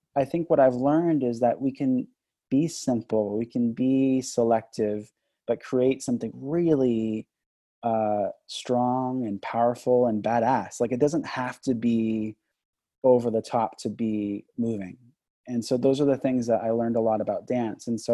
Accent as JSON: {"language": "English", "town": "Los Angeles", "region": "California", "country": "United States", "tie": "born or raised there", "also_born_or_lived": "Boston", "moved": "yes", "said": "I grew up in Van Nuys, California"}